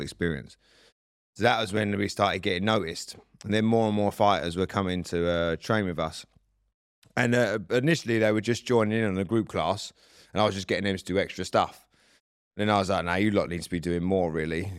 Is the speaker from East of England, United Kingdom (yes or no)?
yes; Southend-on-Sea, East of England, United Kingdom; moved away; my hometown in South End